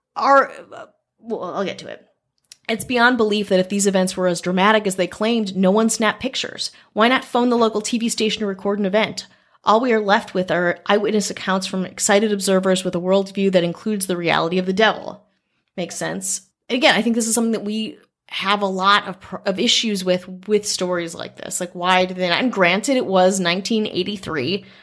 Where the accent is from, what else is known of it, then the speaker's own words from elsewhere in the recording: Wisconsin, United States; moved away; I grew up in Wisconsin